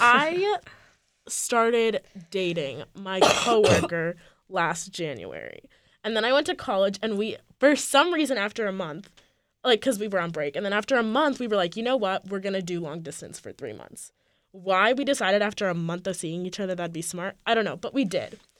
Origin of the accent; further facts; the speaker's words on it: California, United States; moved away as an adult; I am from California